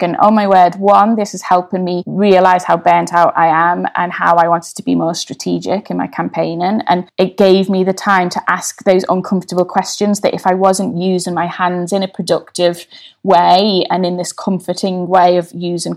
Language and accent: English; Liverpool, North West England, United Kingdom; now in London, United Kingdom; where I grew up in Everton